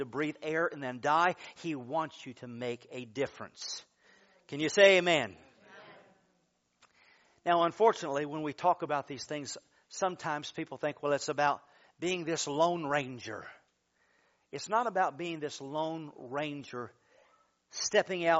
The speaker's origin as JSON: {"language": "English", "region": "Michigan", "country": "United States", "said": "I'm from Michigan"}